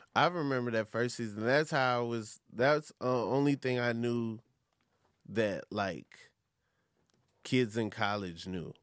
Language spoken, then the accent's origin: English; Atlanta, Georgia, United States; I live in Atlanta and, well, I, from Atlanta